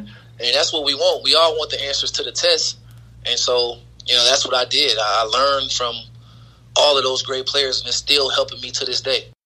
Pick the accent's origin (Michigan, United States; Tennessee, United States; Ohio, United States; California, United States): Ohio, United States; Dayton; I had a great experience growing up in Dayton